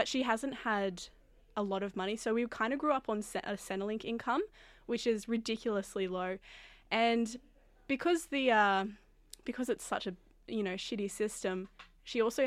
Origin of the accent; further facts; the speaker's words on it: South Grafton, New South Wales, Australia; also born or lived in Palmers Island; now in Sydney, Australia; I grew up in South Grafton and moved around a little bit on the lands of the Bundjalung and Gumbangia people